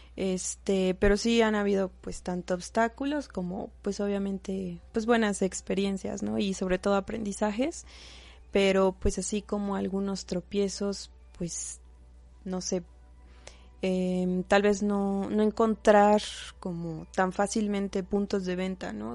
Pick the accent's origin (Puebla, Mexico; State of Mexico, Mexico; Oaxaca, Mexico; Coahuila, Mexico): Puebla, Mexico; Izúcar de Matamoros; nosotros somos originarias de Izúcar de Matamoros